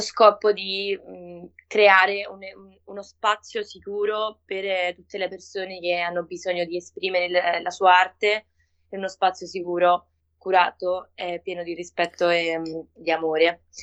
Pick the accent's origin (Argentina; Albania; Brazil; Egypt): Argentina; Italian is a second language; moved away as an adult; now in Rome, Italy; ero appena arrivata in Italia perché io sono argentina